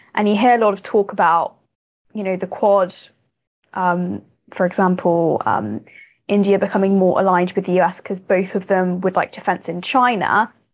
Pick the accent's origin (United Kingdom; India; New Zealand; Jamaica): United Kingdom; I'm a British person